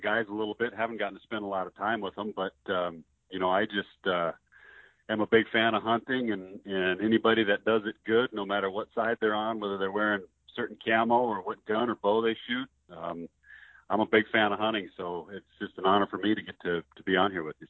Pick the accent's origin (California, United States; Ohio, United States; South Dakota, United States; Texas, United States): South Dakota, United States; Spearfish; also born or lived in Alaska / Sundance, Wyoming; around my hometown of Spearfish, South Dakota